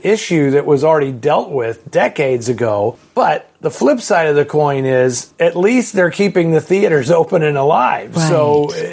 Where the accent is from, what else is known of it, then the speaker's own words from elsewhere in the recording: San Francisco, California, United States; where I grew up in San Francisco